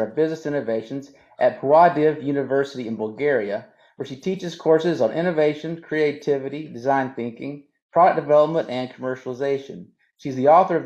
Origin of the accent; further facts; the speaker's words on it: Florida, United States; I was born in Florida